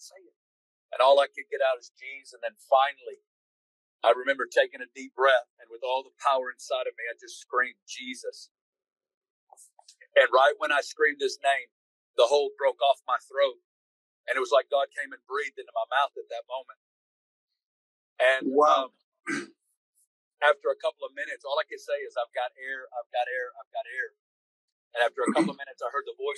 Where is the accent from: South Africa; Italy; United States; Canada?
United States; Northwest Arkansas; I grew up. I'm from Northwest Arkansas.